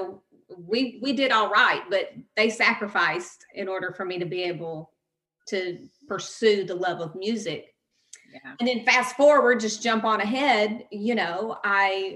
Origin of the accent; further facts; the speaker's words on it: Gallatin, Tennessee, United States; I am from Gallatin, Tennessee. I lived in a lot of little towns in Tennessee